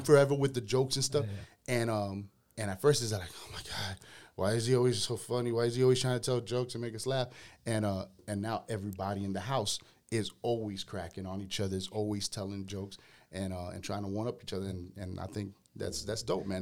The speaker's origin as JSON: {"language": "English", "town": "Miami", "region": "Florida", "country": "United States", "tie": "born or raised there", "said": "I grew up in Little Havana"}